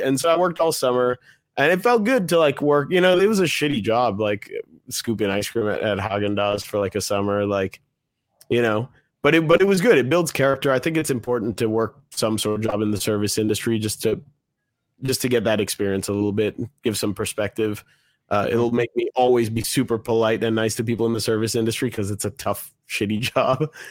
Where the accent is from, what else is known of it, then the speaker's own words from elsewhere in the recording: Washington, District of Columbia, United States; I was born in Washington, D C